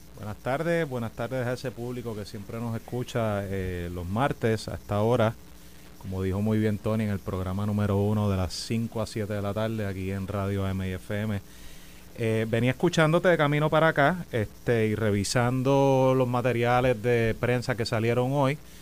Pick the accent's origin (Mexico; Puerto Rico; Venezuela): Puerto Rico; nos han pasado como puertorriqueños